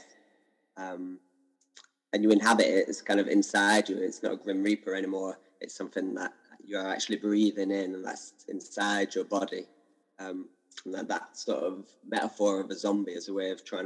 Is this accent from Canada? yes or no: no; Burnley, North West England, United Kingdom; moved away as an adult; also born or lived in Devon; now in London, United Kingdom; I grew up in Burnley, which is a little town in Lancashire, about an hour north of Manchester.